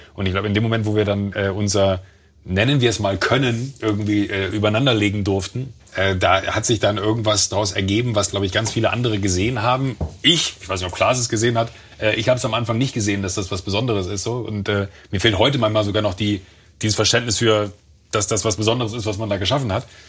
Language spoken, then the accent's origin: German; Mönchengladbach, North Rhine-Westphalia, Germany; now in Munich, Germany; ich bin auf dem Land groß geworden, da im, im Rheinland